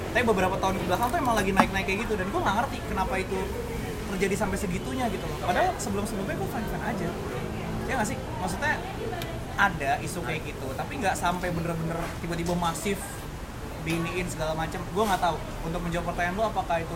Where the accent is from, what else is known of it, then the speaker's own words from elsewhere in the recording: Tangerang, Banten, Indonesia; born there; Surabaya tapi gue lahir di Tangerang keluarga gue banyak kan orang Surabaya